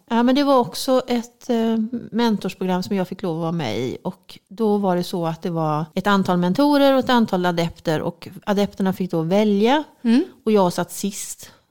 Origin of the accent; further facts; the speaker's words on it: Halland County, Sweden; moved away; also born or lived in Örebro, Sweden / Axvall, Sweden / Morup, Sweden; jag är ju från Halland